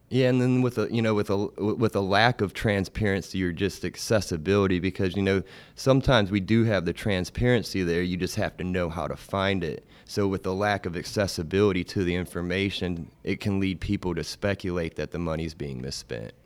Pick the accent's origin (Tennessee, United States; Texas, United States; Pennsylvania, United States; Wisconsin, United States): Tennessee, United States; Chattanooga; I grew up in Chattanooga. I wasn't born here, but, uh, as a young infant, I was moved here